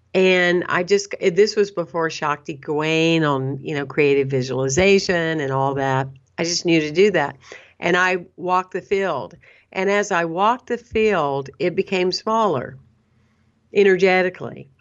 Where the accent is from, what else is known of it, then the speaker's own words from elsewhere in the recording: Anderson, South Carolina, United States; moved away; also born or lived in Saint Petersburg, Florida; I was born and raised in a small town, Anderson, South Carolina.